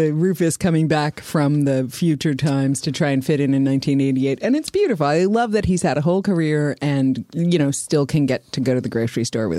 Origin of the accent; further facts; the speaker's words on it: New York, United States; I'm a New Yorker, so I might be the only one in this room who's a gigantic New York, New Jersey girl